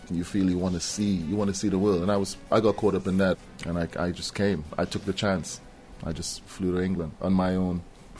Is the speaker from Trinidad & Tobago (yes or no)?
yes; Trinidad & Tobago; moved away as an adult; now in London, United Kingdom; I'm becoming more Trinidadian the longer I stay away from the Caribbean. It's impossible for me to become English. I can't do that. So, you know, I'm more Trinidadian, as I was saying, you know, than ever.